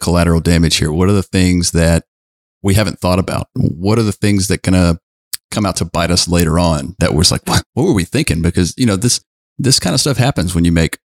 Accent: Southwest Louisiana, United States; I'm hailing from Southwest Louisiana

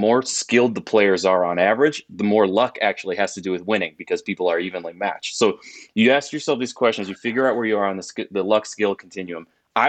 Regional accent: Milwaukee, Wisconsin, United States; So I'm a Midwest kid, was born and raised in Milwaukee, went to school in Wisconsin

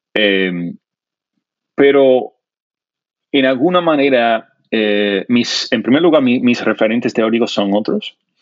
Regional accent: South Florida, United States; first language English; Spanish is a second language; also born or lived in New Jersey; now in Miami, United States; me crié fundamentalmente en el sur de la Florida, aunque no en Miami en particular

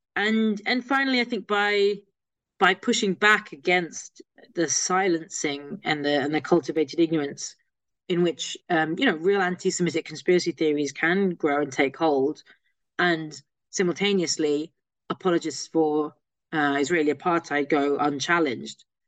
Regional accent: London, United Kingdom; I'm a Londoner. I uh, grew up here, still based here

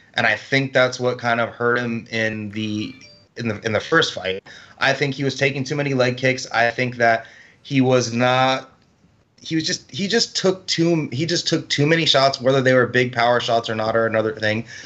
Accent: Miami, Florida, United States; I'm from Miami

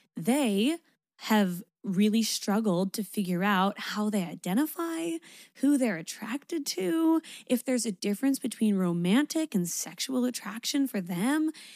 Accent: Canada; I'm Canadian

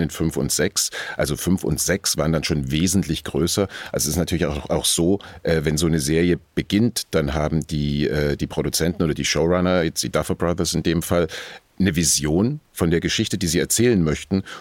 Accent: near Dresden, Saxony, Germany; moved away; die 80er Jahre äh, hinter Dresden, wo ich aufgewachsen bin

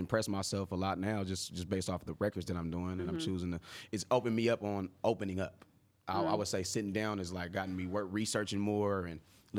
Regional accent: Oakland, California, United States; I'm from Oakland.

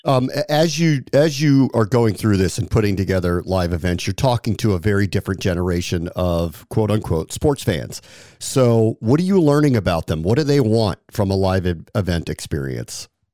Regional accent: Washington, District of Columbia, United States; Why DC? You picked my hometown

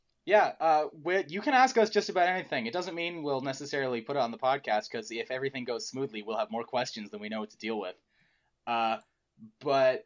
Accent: United States; I'm so used to being an American

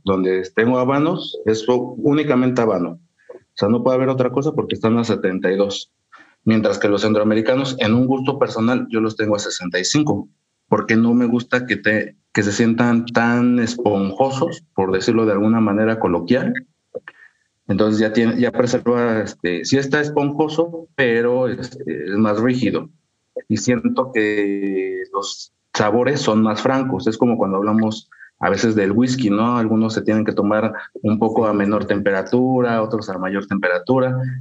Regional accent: Pachuca, Hidalgo, Mexico; also born or lived in Sierra Otomí-Tepehua, Hidalgo; yo soy de Hidalgo, realmente pues, de la capital

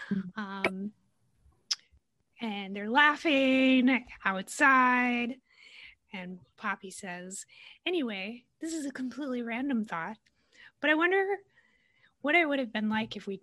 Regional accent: Minnesota, United States; I'm from Minnesota and like live in the city

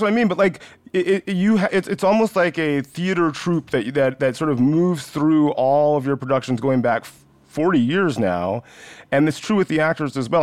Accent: West Central Georgia, United States; I grew up in West Central Georgia.

